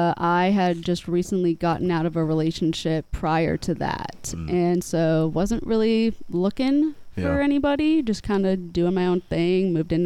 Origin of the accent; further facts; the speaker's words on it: Montgomery, Alabama, United States; born there; now in Gainesville, United States; I was born in Montgomery, Alabama, actually.